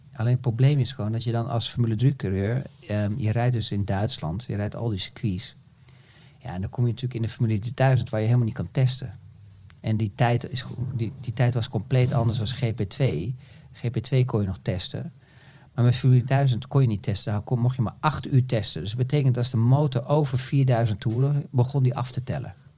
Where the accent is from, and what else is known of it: Netherlands